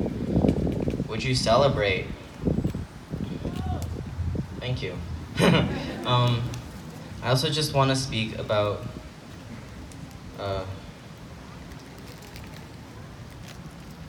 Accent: Canada; I grew up here

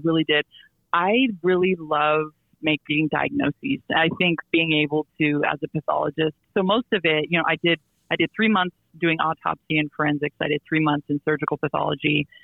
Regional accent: Silver City, New Mexico, United States; moved away; my hometown uh, in New Mexico, Silver City, New Mexico

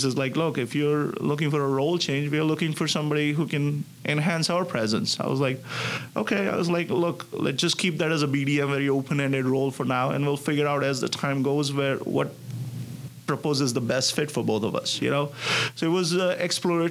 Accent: India; moved away as an adult; now in Connecticut, United States; I'm originally from India. And I grew up there, did my bachelor's

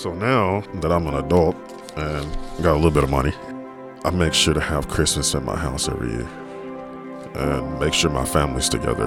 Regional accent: Dallas, Texas, United States; growing up in Dallas, being a Dallas police officer

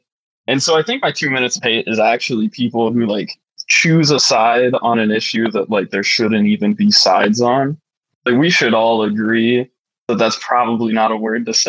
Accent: South Dakota, United States; I'm from South Dakota, so there's a good section of people out there that are fans of country music.

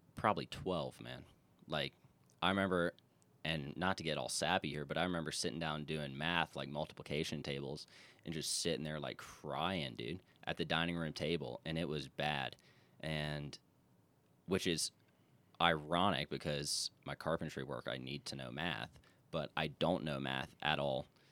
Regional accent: Charleston, South Carolina, United States; I am from Charleston, South Carolina, which is easily my favorite place in the world, and I've been a few places, but from Charleston, born and raised

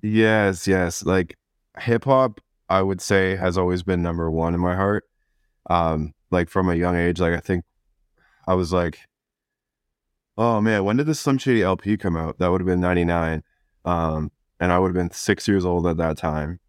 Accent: Chatham, Ontario, Canada; moved away as an adult; now in Vancouver, Canada; I was born and raised in the small town of, of Chatham

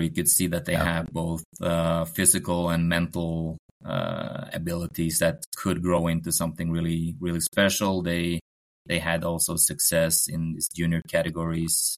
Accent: Oslo, Norway; English is a second language; also born or lived in Lillehammer; I'm um, Norwegian. Uh, growing up in Oslo, uh, not far from the Holmenkollen oh. arena.

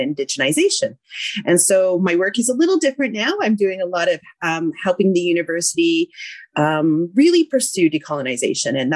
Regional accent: the Okanagan, British Columbia, Canada; moved away as an adult; also born or lived in Vancouver, Canada; my family comes from Treaty 8 territory, which is northern Alberta, but I grew up in the Okanagan.

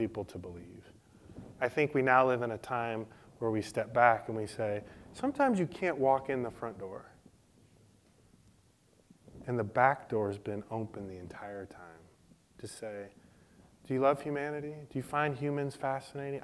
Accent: Detroit, Michigan, United States; now in Nashville, United States; I grew up in Detroit

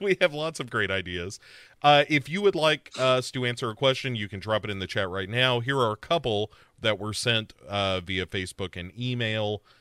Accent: United States; as an American

